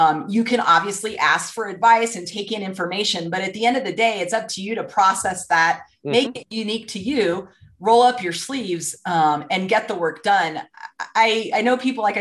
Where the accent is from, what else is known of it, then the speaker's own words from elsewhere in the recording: Santa Maria, California, United States; So I was born in Santa Maria, California, and my childhood was pretty middle-class